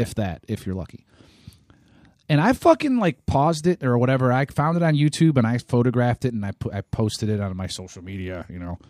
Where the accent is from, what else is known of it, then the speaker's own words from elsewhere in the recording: Ohio, United States; moved away; I'm from Ohio originally